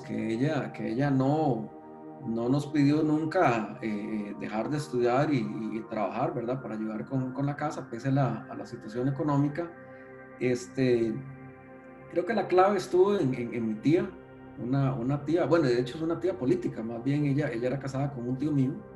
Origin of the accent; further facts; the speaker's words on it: San José, Costa Rica; nací aquí en San José, si mal no recuerdo, específicamente en el Hospital México, pero soy de acá, de, la provincia de, San José